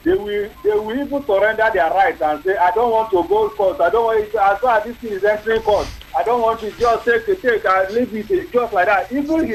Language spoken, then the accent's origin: English; Nigeria; So, I am happy that I'm a Nigerian, but I'm not a proud Nigerian.